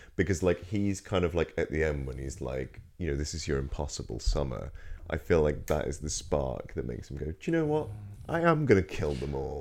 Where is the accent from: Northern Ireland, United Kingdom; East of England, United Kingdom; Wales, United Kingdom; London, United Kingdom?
East of England, United Kingdom; Norfolk; I'm from Norfolk